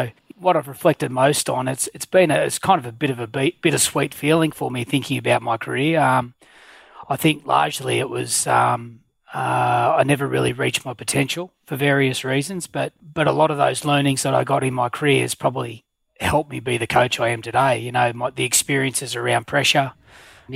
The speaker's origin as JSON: {"language": "English", "town": "Canberra", "region": "Australian Capital Territory", "country": "Australia", "tie": "born or raised there", "also_born_or_lived": "Goulburn", "said": "I've got very fond memories of growing up in Canberra. I was actually born in Goulburn but moved here when I was one, so pretty much been a Canberra boy all my life"}